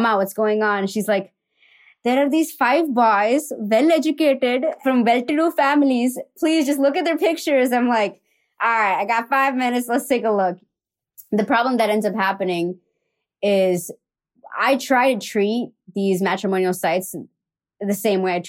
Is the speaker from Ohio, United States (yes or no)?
yes; Columbus, Ohio, United States; I was born in Columbus, Ohio